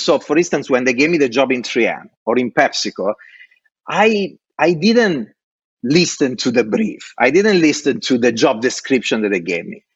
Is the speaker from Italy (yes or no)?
yes; Italy; born or raised there; English is a second language; moved away as an adult; also born or lived in Dublin